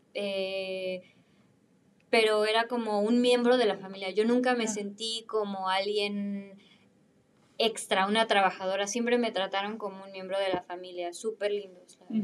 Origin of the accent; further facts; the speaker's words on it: Mexico; moved away as an adult; also born or lived in Milan, Italy; now in Berlin, Germany; vengo de México